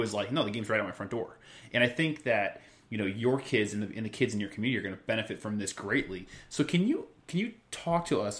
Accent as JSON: {"language": "English", "town": "San Jose", "region": "California", "country": "United States", "tie": "born or raised there", "also_born_or_lived": "Netherlands", "moved": "yes", "said": "I grew up lucky enough in San Jose, California to have some of this, and then over in the Netherlands"}